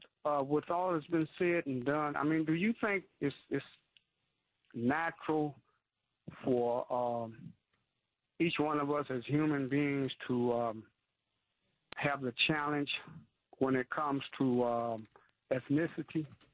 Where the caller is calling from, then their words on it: Detroit, Michigan, United States; I'm calling from Detroit